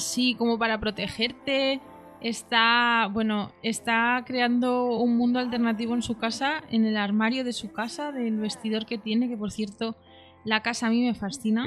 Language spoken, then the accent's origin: Spanish; Madrid, Community of Madrid, Spain; yo como madrileña